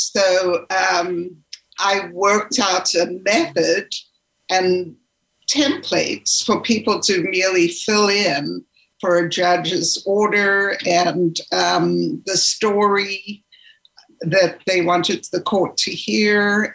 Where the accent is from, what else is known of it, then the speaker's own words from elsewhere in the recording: Zimbabwe; was born and raised in Zimbabwe